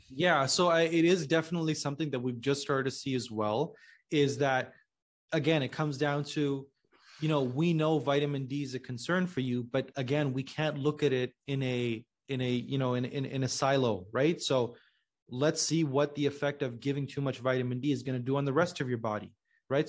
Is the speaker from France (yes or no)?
no; Pakistan; I'm originally from Pakistan